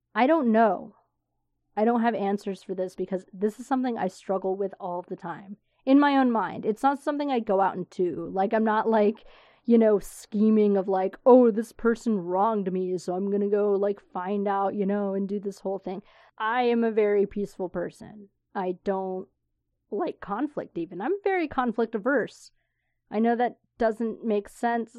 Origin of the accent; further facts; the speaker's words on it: Florida, United States; moved away; old friends that I grew up with in Florida